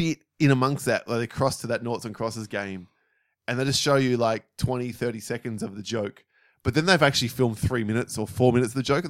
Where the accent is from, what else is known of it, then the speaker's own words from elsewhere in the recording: Australia; because we're Australian.